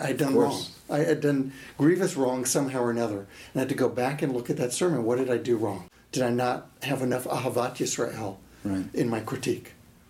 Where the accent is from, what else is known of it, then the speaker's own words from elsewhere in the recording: United States; As American Jews